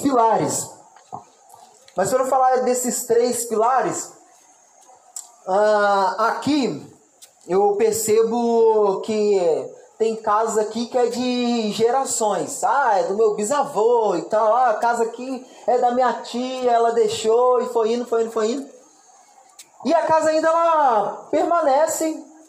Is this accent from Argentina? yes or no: no; Barra Mansa, Rio de Janeiro, Brazil; eu sou do Rio de Janeiro e lá na minha cidade, Barra Mansa